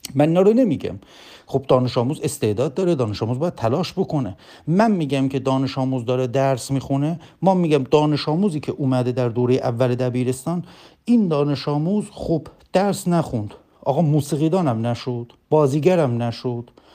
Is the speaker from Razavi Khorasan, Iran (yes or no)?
no; Bonab, East Azerbaijan, Iran; now in Tabriz, Iran; بنده اصلیتم تبریزی نیست من اصلیتم بنابیه